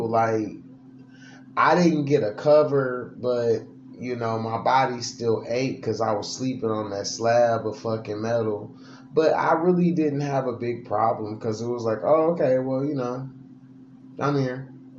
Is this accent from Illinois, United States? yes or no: no; Detroit, Michigan, United States; I'm from Detroit, Motor City, Motown, Big Three. East side of Detroit to the death of me. I rep it hard.